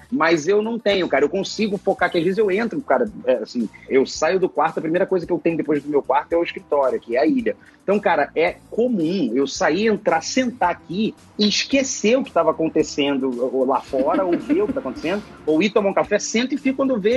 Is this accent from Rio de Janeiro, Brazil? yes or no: yes; Rio de Janeiro, Brazil; now in São Paulo, Brazil; Mas é, é, eu vim do Rio de Janeiro, e moro aqui em São Paulo hoje.